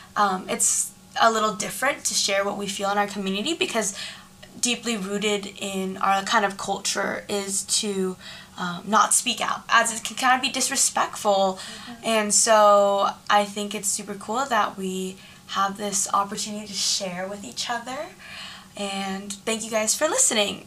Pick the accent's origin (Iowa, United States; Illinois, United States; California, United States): California, United States; San Jose; I grew up in San Jose, California too